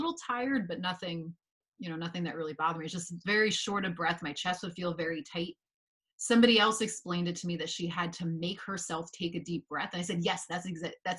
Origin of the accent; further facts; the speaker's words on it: Northern New Jersey, United States; I grew up in Northern New Jersey. So I feel like very typical Northern New Jersey experience